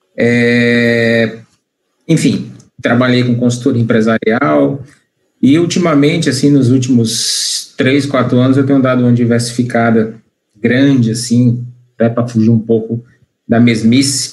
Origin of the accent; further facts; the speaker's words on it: Fortaleza, Ceará, Brazil; also born or lived in Eusébio; eu sou aqui de Fortaleza. Na realidade, eu nasci em Fortaleza